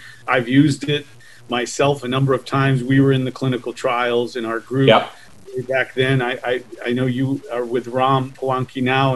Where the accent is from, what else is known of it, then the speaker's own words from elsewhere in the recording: Danbury, Connecticut, United States; I grew up in Danbury, Connecticut